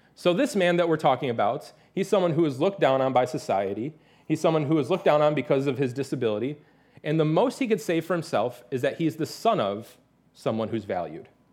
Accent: Detroit, Michigan, United States; moved away; I'm from the Detroit area

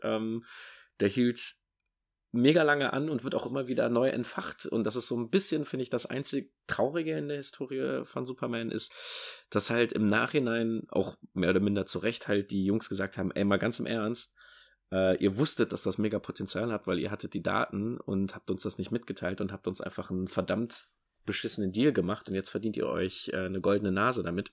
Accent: Rhineland, Germany; für mich als Rheinländer

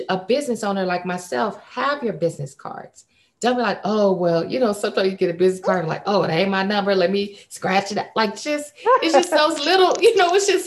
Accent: Fresno, California, United States; from Fresno

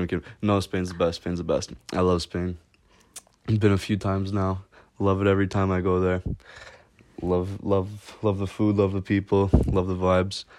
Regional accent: Canada; now in Amsterdam, Netherlands; I'm a Canadian student living and killing in Amsterdam.

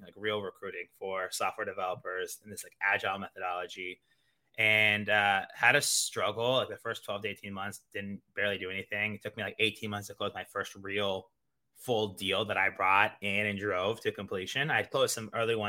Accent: Kansas City, Missouri, United States; moved away as an adult; also born or lived in Iowa / Italy; now in New York City, United States; I'm originally from the Midwest, Kansas City, Missouri

